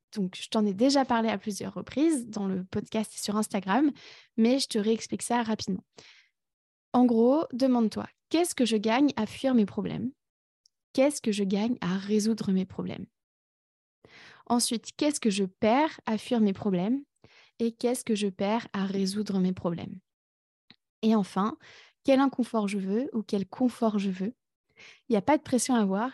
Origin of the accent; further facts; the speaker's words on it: France; moved away as an adult; also born or lived in Berlin, Germany / Canada; now in Ireland; je suis née en France et j'y ai vécu pendant 20 ans.